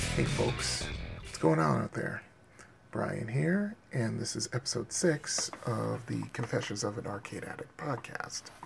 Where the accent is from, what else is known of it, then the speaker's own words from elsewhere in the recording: Bridgeport, Connecticut, United States; my hometown of Bridgeport